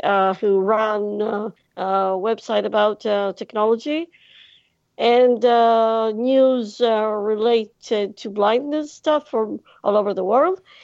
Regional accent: Greece; English is a second language; I am from Greece

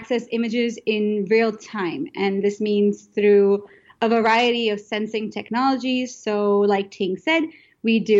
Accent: Indonesia; moved away; I am from Indonesia

